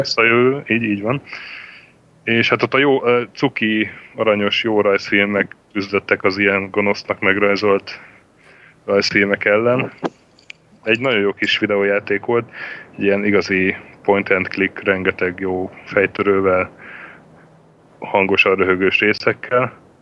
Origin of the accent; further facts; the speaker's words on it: Sopron, Győr-Moson-Sopron, Hungary; én Sopronban születtem, meg ott is nőttem fel